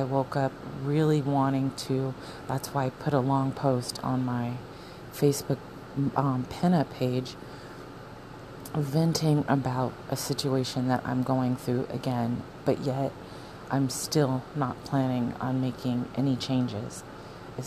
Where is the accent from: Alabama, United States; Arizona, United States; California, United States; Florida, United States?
Arizona, United States; moved away; I'm from Arizona. Me and my husband were from Arizona